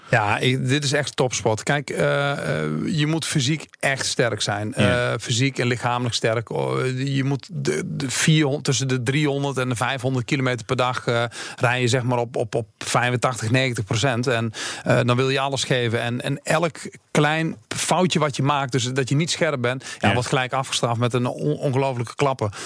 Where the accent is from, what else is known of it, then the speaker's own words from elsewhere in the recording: Achterhoek, Gelderland, Netherlands; in de Achterhoek, waar ik vandaan kom